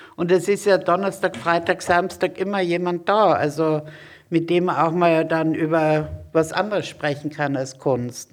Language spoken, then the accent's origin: German; Graz, Styria, Austria; now in Hamburg, Germany; Ich komme aus Graz.